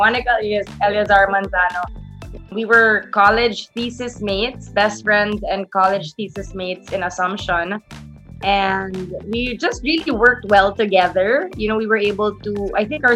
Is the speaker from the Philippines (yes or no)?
yes; Philippines; being a Filipina, with being Catholic, with growing up in the Philippines